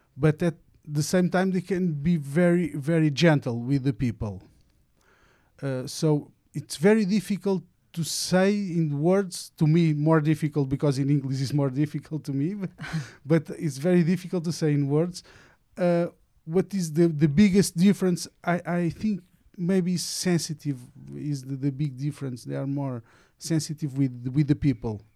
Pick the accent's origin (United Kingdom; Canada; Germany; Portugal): Portugal; near Lisbon; I'm from Portugal, near Lisbon